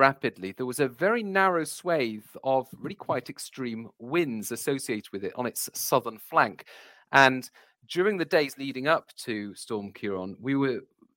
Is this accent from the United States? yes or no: no; Wales, United Kingdom; moved away; also born or lived in England / Scotland; I grew up in Wales. I've lived in England and Scotland for half my life now